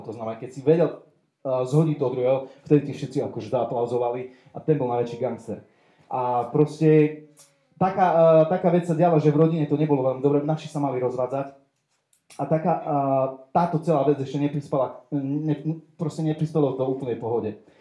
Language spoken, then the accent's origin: Slovak; Košice, Košice Region, Slovakia; som z Košic, eh, mám 35 rokov